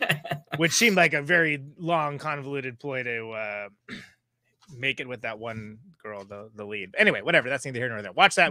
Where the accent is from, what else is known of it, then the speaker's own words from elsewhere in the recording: Central Valley, California, United States; moved away as an adult; also born or lived in Oakland, California; now in Wisconsin, United States; Like there's like wineries a lot in the Central Valley because that's where I'm originally from, even though I'm mostly disdainful of it, where it's like almonds, tomatoes, good amount of mid-grade wine. Like it's very agricultural.